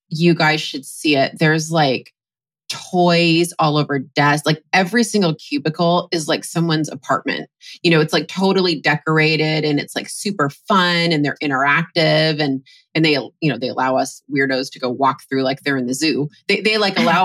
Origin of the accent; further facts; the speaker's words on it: Seattle, Washington, United States; I'm from Seattle